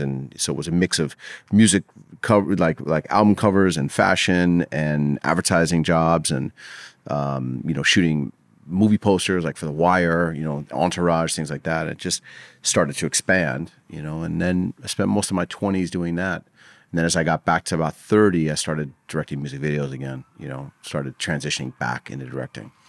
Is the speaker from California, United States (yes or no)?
yes; Los Angeles, California, United States; I grew up in L A in the, like, the seventies and eighties